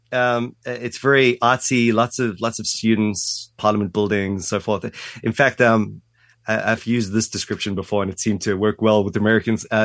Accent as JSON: {"language": "English", "country": "South Africa", "tie": "born or raised there", "moved": "as an adult", "said": "Yeah, grew up in South Africa, um, and again, sort of um, only left when I was 18."}